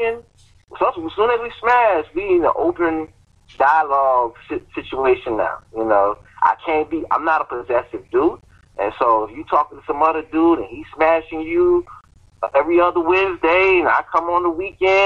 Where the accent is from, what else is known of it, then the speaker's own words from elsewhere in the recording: Miami, Florida, United States; moved away; I'm from Miami